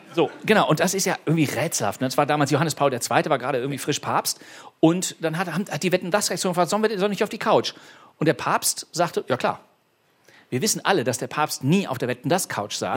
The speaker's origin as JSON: {"language": "German", "town": "Bonn", "region": "North Rhine-Westphalia", "country": "Germany", "tie": "born or raised there", "said": "meiner Heimatstadt Bonn"}